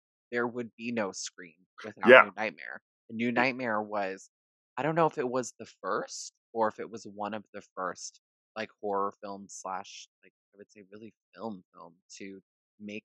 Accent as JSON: {"language": "English", "town": "Chicago", "region": "Illinois", "country": "United States", "said": "I'm also from Chicago, which is like a horror city."}